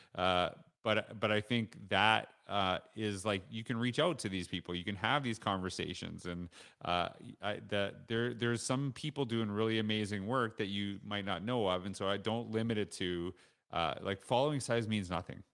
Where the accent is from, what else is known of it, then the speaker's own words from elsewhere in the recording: Saskatchewan, Canada; also born or lived in Alberta; now in Stony Plain, Canada; I grew up in Saskatchewan